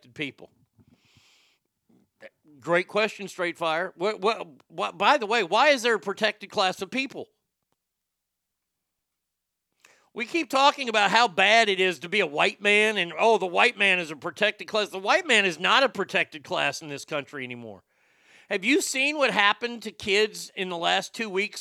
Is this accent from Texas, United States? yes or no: yes; Garland, Texas, United States; The city of Dallas, my hometown, if you will, my hometown's Garland, but, you know, Dallas.